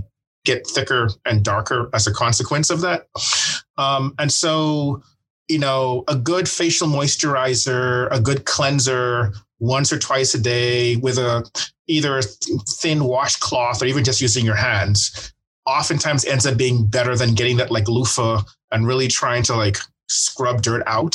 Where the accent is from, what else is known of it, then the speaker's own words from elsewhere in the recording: Bahamas; now in Dallas, United States; I'm from the Bahamas originally